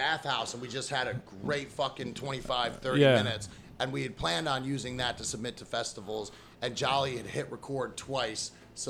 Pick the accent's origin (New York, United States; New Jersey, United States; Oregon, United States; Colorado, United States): New York, United States; Canandaigua; moved away as an adult; also born or lived in Norfolk, Virginia; now in Houston, United States; I was a manager at an Applebee's in my hometown.